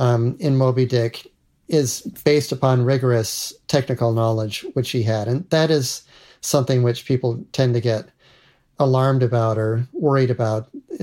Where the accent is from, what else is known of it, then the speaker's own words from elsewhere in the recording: Salt Lake City, Utah, United States; born there; I was born in 1958 in the Rocky Mountains in Salt Lake City. I've lived in a lot of places.